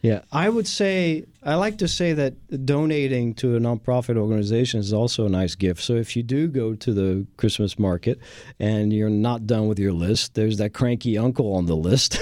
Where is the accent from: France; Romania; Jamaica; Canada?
France; also born or lived in Texas; now in Houston, United States; having been born and raised in France